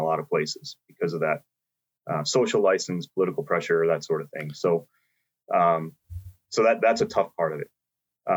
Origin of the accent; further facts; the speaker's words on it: New York, United States; my home state, New York